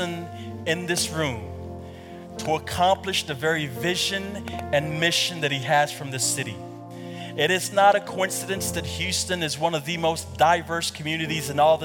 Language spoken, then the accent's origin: English; Kampala, Central Region, Uganda; moved away; I was born in Kampala, Uganda.